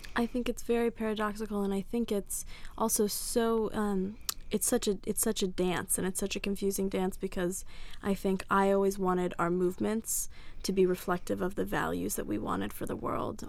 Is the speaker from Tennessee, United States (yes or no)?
no; Washington, District of Columbia, United States; I grew up in Washington, D C